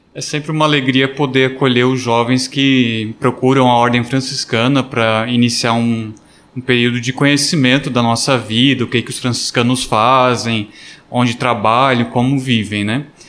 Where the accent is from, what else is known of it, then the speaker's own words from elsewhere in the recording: Imbuia, Santa Catarina, Brazil; moved away; Eu sou natural de Santa Catarina, de Imbuia